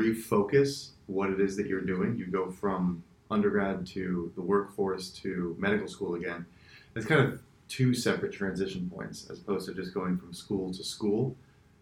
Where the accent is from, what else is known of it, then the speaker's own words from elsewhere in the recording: West Palm Beach, Florida, United States; also born or lived in Chicago; I am originally from South Florida, West Palm Beach